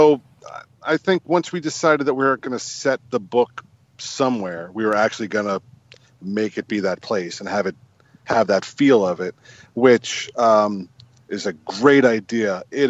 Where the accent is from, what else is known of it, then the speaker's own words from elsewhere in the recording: New Jersey, United States; now in Baltimore, United States; I'm originally from New Jersey.